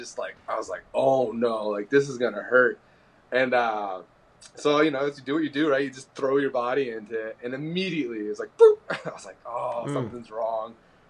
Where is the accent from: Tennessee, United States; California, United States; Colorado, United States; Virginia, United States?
Virginia, United States; Fairfax; also born or lived in moved around; And then I did most of my growing up in Northern Virginia in the Fairfax area. And then went to high school at Robinson High School, Robinson Secondary School.